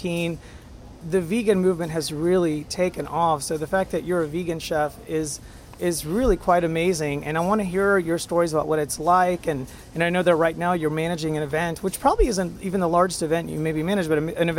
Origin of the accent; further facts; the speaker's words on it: India; moved away; also born or lived in Europe; I'm originally from India